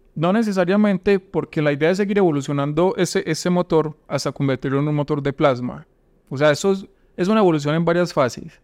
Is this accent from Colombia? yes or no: yes; Valdivia, Antioquia, Colombia; moved away as an adult; also born or lived in Yarumal, Colombia / Urabá, Colombia / Medellín, Colombia; yo no soy de Urabá, yo nací en Yarumal, pero durante mucho tiempo viví en Valdivia